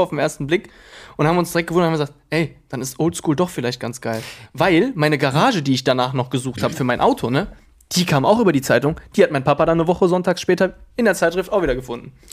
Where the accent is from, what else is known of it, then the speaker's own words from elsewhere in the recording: Krefeld, North Rhine-Westphalia, Germany; bei uns in Krefeld